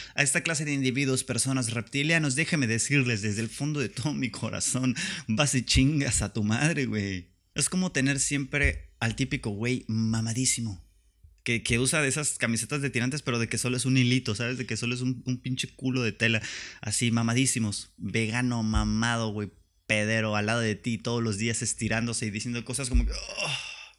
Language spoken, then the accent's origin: Spanish; Tijuana, Baja California, Mexico; now in Mexicali, Mexico; vivo en Mexicali y soy de Tijuana y me chingan porque soy de Tijuana